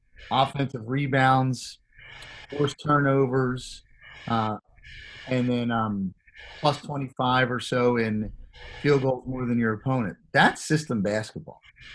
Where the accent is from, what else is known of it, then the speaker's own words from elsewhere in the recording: Philadelphia, Pennsylvania, United States; growing up in Philadelphia